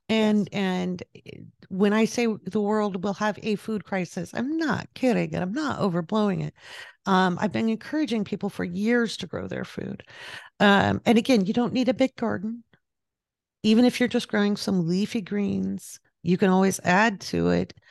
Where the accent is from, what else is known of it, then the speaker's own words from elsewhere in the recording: Pacific Northwest, United States; moved away as an adult; also born or lived in overseas; now in California, United States; I grew up in the Pacific Northwest, and then I lived overseas, and then when I moved back, I moved back to the Pacific Northwest.